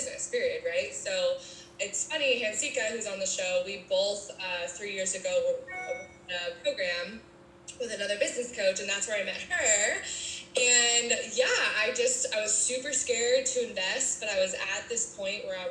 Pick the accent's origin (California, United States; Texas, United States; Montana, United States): Montana, United States; I'm from Montana, small town.